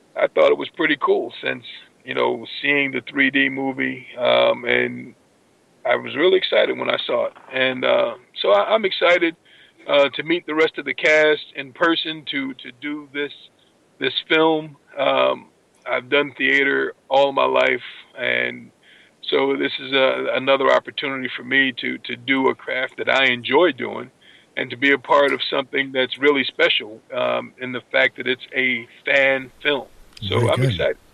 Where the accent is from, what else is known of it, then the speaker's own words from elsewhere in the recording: New Jersey, United States; I grew up in New Jersey